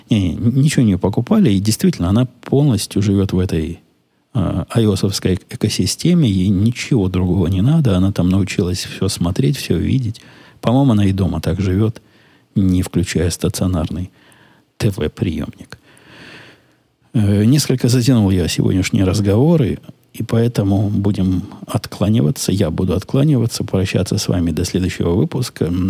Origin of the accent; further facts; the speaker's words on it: Ukraine; now in United States; Я из Украины, у нас тоже довольно приличный размер. Но вы знаете, мы тут в Америке, у нас тут расстояния большие, машины с большими моторами, большие дома.